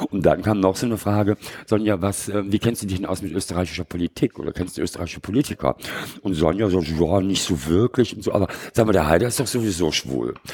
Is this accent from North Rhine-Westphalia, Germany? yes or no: yes; Bonn, North Rhine-Westphalia, Germany; also born or lived in Munich / Lenggries / Oslo; Ja, und dann bin ich die ersten vier Jahre in München aufgewachsen und in Lengries, also im Bayerischen Voralpen und in Oslo. Und dann sind wir nach Bonn gezogen